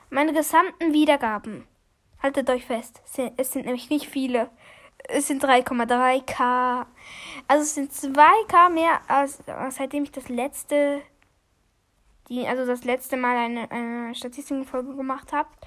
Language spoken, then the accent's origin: German; Switzerland; Ich bin auch Schweizer.